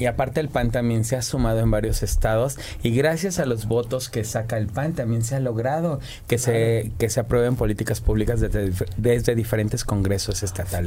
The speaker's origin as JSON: {"language": "Spanish", "region": "Morelos", "country": "Mexico", "said": "yo que vengo de Morelos"}